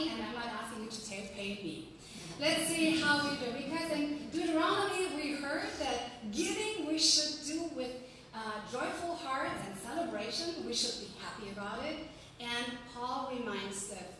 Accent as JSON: {"language": "English", "country": "Germany", "also_born_or_lived": "Utah", "accent": "German", "second_language": "English", "moved": "as an adult", "lives_now": "United States", "said": "from my German accent. I kept it with me, and I'm proud of it because I am German after all"}